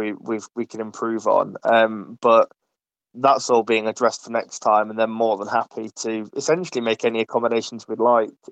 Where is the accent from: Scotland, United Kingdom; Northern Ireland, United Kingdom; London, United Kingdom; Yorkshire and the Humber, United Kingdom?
Yorkshire and the Humber, United Kingdom; Ripon; now in Nottingham, United Kingdom; I'm originally from Ripon, as some of the more seasoned listeners would know, and since moving to Nottingham